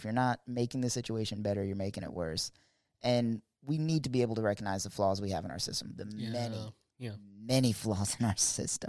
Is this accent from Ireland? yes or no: no; Germany; born there; I was born in Germany.